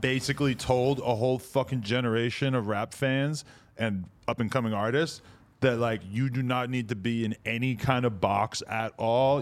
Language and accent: English; East Coast, United States; I'm from the East Coast